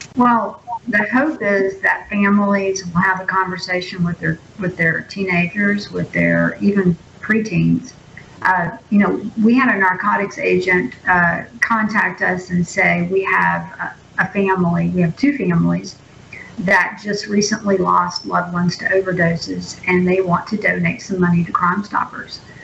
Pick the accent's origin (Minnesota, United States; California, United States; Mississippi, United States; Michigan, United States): Mississippi, United States; Jackson County; I am born and bred Jackson County resident